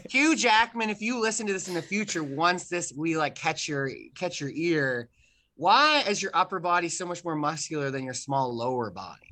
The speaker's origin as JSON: {"language": "English", "country": "Canada", "said": "I'm Canadian"}